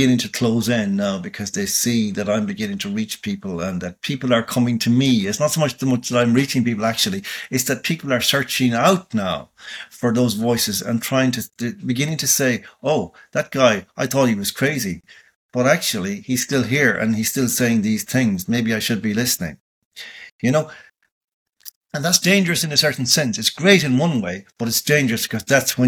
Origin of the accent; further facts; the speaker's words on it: Ireland; as an Irish citizen